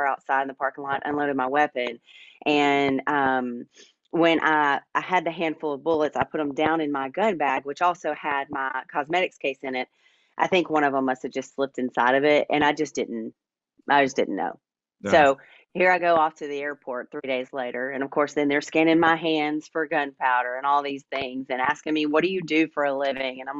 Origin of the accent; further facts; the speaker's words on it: Middle Tennessee, United States; born and raised in Middle Tennessee